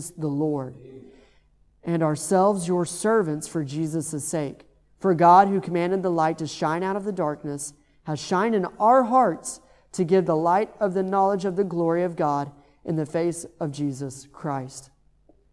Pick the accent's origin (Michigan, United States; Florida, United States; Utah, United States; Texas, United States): Texas, United States; moved away; I'm from Texas